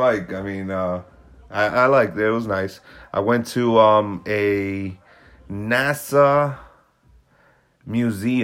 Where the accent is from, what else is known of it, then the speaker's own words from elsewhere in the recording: New York, United States; I'm from New York